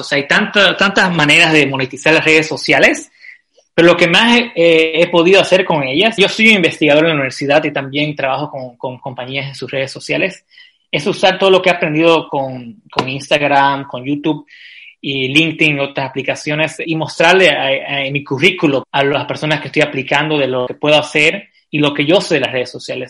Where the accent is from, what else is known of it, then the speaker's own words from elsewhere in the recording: Santa Cruz de la Sierra, Santa Cruz, Bolivia; moved away as an adult; now in Vienna, Austria; Yo, yo soy de Santa Cruz